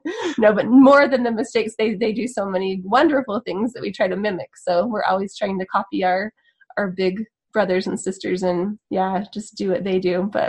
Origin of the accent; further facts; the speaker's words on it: Sandy, Utah, United States; also born or lived in Italy; Matt and I both grew up in Utah. He grew up in Woods Cross, and he is one of 8 children. And I grew up in Sandy